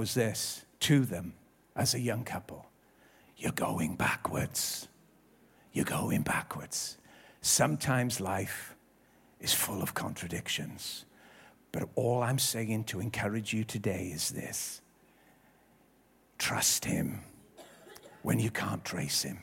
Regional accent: Ebbw Vale, Wales, United Kingdom; we grew up in Ebervale, living with my nan and gramp

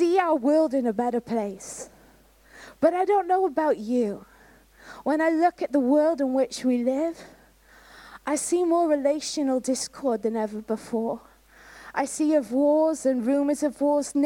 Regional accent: Canada; moved away; I was brought up in Canada

